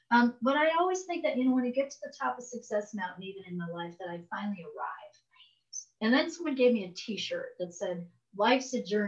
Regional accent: Chicago, Illinois, United States; now in Taos, United States; Because I'm from Chicago, moved to Taos, New Mexico

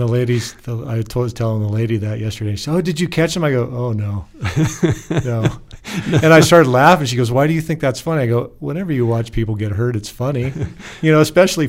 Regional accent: Portland, Oregon, United States; moved away; I come from a city, rather large city, Portland, Oregon.

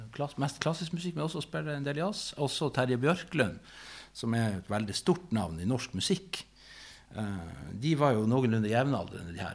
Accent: Narvik, Nordland, Norway; min eh, hjemby Narvik.

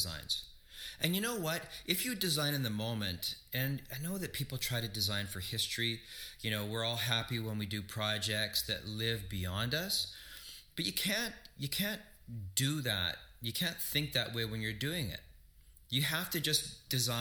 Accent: Flin Flon, Manitoba, Canada; now in Winnipeg, Canada; I grew up in Flin Flon, we had one channel

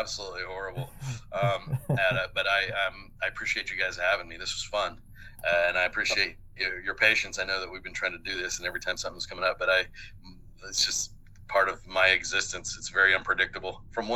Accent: Oklahoma, United States; now in Mississippi, United States; when I was growing up in Oklahoma

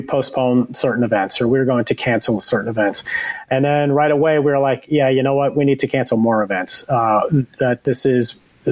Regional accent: outside of New York City, United States; moved away as an adult; also born or lived in North Carolina; I grew up outside of New York City

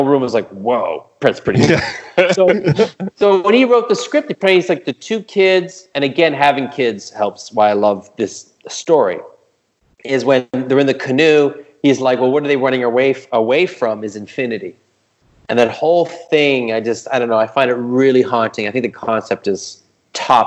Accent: Montreal, Quebec, Canada; I'm from Montreal

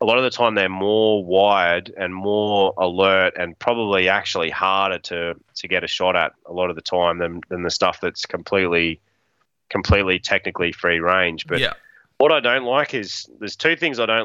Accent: Australia; accent: Australian; being an Aussie

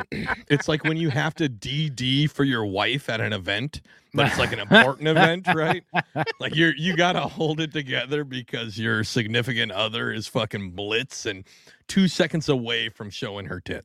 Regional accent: New Jersey, United States; as a dude from the Jersey area

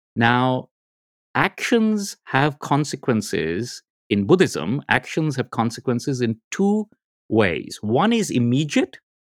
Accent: India; I'm from India

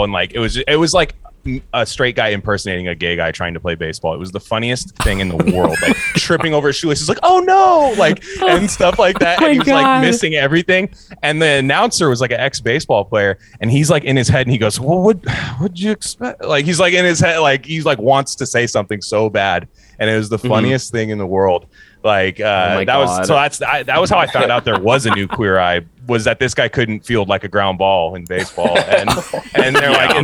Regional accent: Northern California, United States; I'm from Northern California

